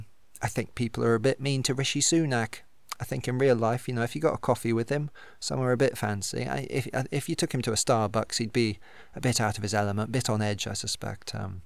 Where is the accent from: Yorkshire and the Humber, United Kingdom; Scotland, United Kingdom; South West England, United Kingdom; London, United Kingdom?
South West England, United Kingdom; Thrupp; so thank God I didn't try it in my hometown of Stroud. Thrupp, sorry.